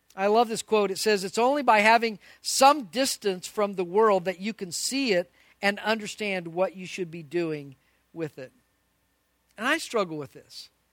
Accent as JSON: {"language": "English", "town": "Albuquerque", "region": "New Mexico", "country": "United States", "tie": "born or raised there", "moved": "yes", "said": "I grew up in Albuquerque, New Mexico"}